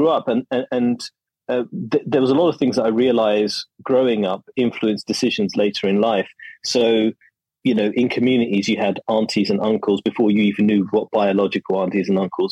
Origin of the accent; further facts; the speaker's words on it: London, United Kingdom; also born or lived in Zaria, Nigeria; now in Malaysia; I grew up in East London when it was far less bohemian